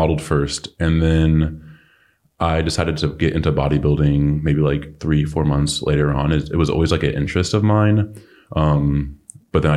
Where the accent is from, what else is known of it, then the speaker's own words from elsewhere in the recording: Oxnard, California, United States; moved away as an adult; also born or lived in Los Angeles, United States / Denver, United States; now in Charlotte, United States; I'm from Oxnard, which is like an hour and a half north